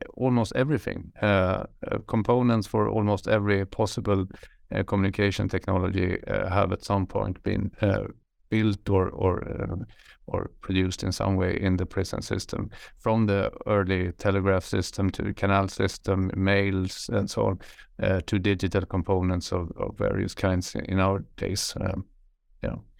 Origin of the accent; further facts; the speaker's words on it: Sweden; I'm from Sweden, uh, from the countryside where I grew up in the middle of nowhere